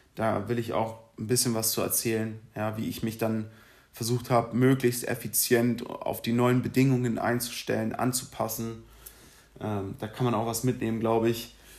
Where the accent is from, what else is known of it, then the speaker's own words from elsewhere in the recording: Berlin, Germany; moved away as an adult; now in Munich, Germany; ich bin in Berlin geboren, 2015 nach München gezogen